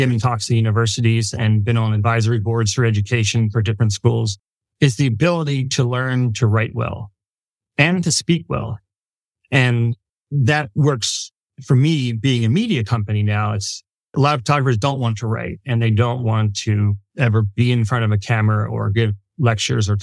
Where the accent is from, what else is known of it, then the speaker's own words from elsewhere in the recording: Philadelphia, Pennsylvania, United States; I'm from Philly